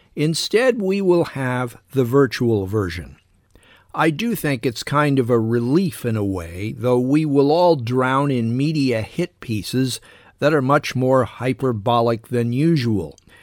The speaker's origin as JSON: {"language": "English", "country": "United States", "said": "I'm American"}